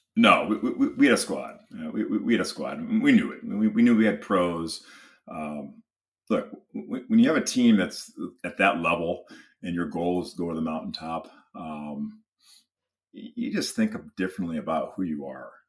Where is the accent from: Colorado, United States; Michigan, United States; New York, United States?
Michigan, United States; I grew up in Michigan, you know, huge, uh, University of Michigan fan